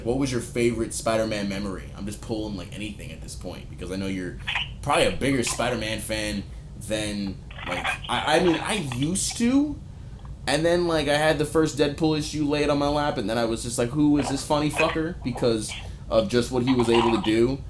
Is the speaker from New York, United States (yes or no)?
yes; New York, United States; moved away; I'm from New York. I'm from the Bronx.